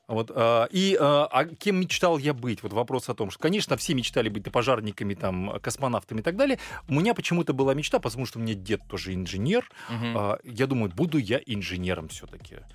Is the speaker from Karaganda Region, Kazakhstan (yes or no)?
yes; Karaganda, Karaganda Region, Kazakhstan; родился я как э, в замечательном городе Караганда